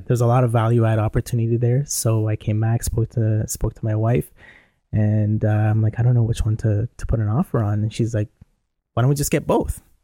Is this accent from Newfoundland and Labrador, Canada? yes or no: no; Toronto, Ontario, Canada; I'm from Toronto